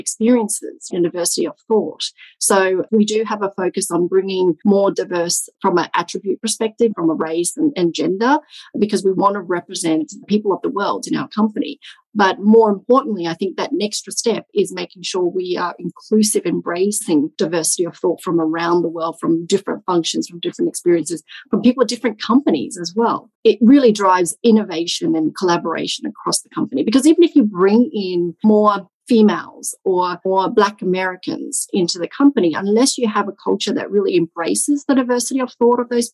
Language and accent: English; Australia; moved away; also born or lived in Vietnam / France; I was born in Vietnam, and I left Vietnam when I was 2 years old as a refugee with my parents at that time, of course. And we moved, migrated to Australia when I was 2.5, something like that.